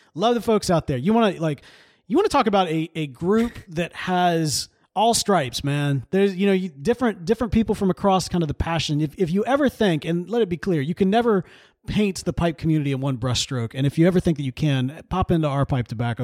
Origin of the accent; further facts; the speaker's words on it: Jackson, United States; moved away as an adult; now in Houston, United States; the Pipe Club in Jackson, because I grew up there